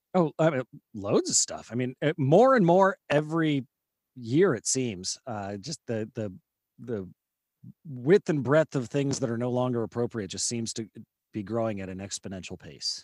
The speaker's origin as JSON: {"language": "English", "region": "California", "country": "United States", "tie": "born or raised there", "also_born_or_lived": "Houston", "moved": "yes", "said": "Cal, California, but it was, you know, I was in elementary school, like, thirty years ago"}